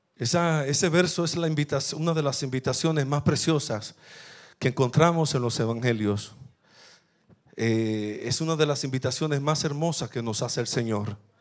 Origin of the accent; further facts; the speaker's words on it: La Romana, Dominican Republic; Yo nací en un batey del Central Romana, que no ni siquiera, ni siquiera tiene nombre